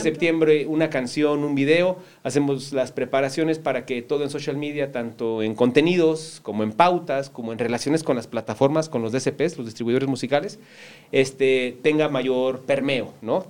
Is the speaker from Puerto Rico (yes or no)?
no; Cuautla, Morelos, Mexico; moved away; siempre crecí aquí en Cuautla